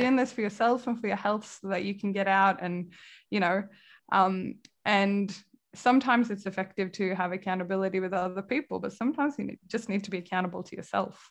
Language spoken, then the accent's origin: English; Kalmar, Kalmar County, Sweden; moved away as an adult; also born or lived in Manchester, United Kingdom / Leeds, United Kingdom / San Francisco, United States; now in Melbourne, Australia; my hometown, Kalmar in Sweden